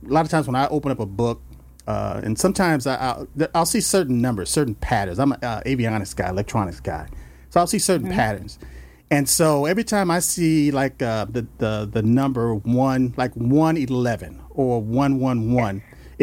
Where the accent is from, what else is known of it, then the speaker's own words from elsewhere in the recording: Los Angeles, California, United States; I grew up in South Central L.A.